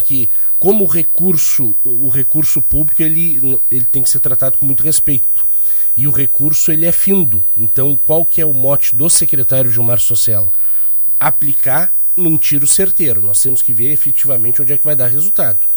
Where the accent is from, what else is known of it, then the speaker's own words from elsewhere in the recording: Canguçu, Rio Grande do Sul, Brazil; eu sou natural de Canguçu